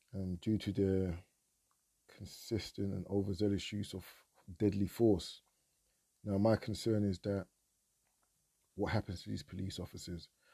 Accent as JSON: {"language": "English", "country": "United Kingdom", "tie": "born or raised there", "said": "being a Nigerian of the diaspora, born in Britain, I'm a Nigerian first and foremost"}